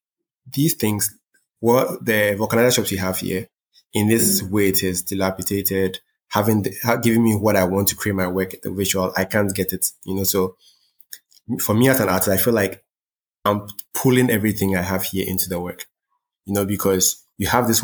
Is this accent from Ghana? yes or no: yes; Ghana; I was born here. I wasn't born in, let's say, one of the major art centers of the world. I was born in Ghana.